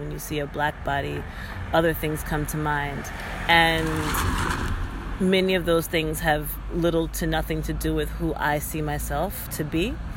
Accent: United States; I'm from the United States

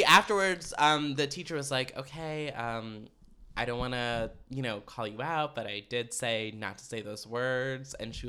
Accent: Potomac, Maryland, United States; I am from Potomac, Maryland.

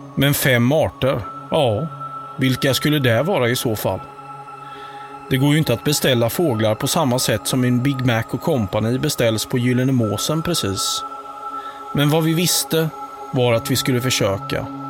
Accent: Halland County, Sweden; som hallänning

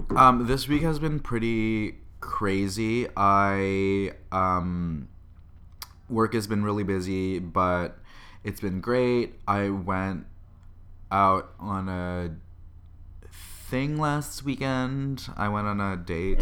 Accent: Canada; now in San Francisco, United States; a Canadian living and working in San Francisco.

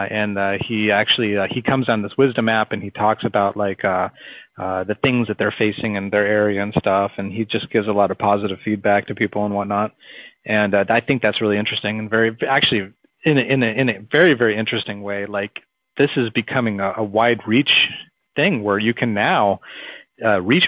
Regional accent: Phoenix, Arizona, United States; we're from Phoenix

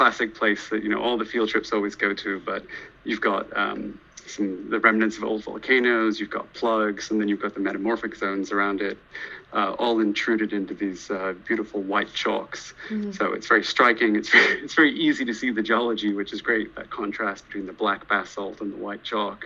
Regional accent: Belfast, Northern Ireland, United Kingdom; moved away as an adult; also born or lived in Oxford; I was born in Belfast, Northern Ireland, and I grew up there from birth till the age of 18 when I left to go away to university.

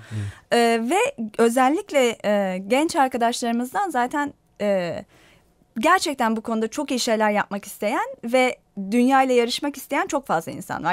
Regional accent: Turkey; ben Türk'üm

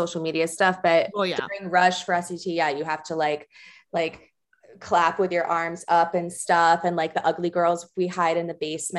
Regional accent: Springfield, New Jersey, United States; also born or lived in Livingston, New Jersey; I was born in Livingston. Born in Livingston. I grew up in Springfield.

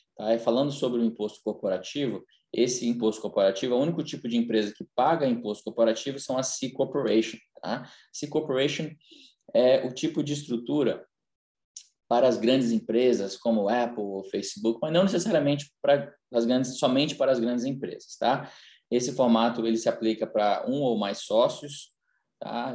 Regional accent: Brazil; now in United States; nasci no Brasil, mas já moro aqui nos Estados Unidos há mais de 20 anos

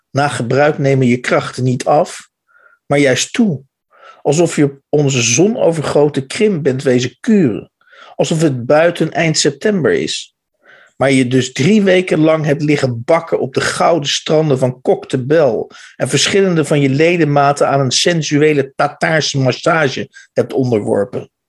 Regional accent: Utrecht, Netherlands; born there; nee, sorry, ik ben in Utrecht geboren.

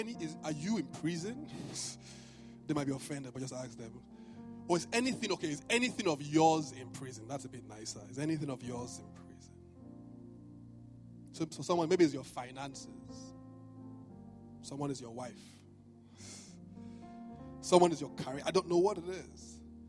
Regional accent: Benin; apart from the fact that I was from Benin, we didn't do flowers where I came from.

